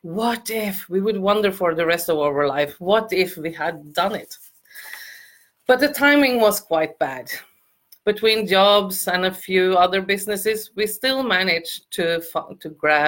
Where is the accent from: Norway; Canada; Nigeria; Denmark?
Norway; I'm from Norway.